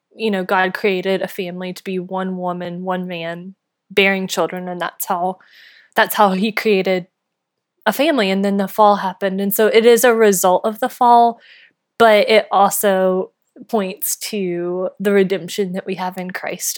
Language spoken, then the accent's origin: English; North Carolina, United States; moved away; I grew up in North Carolina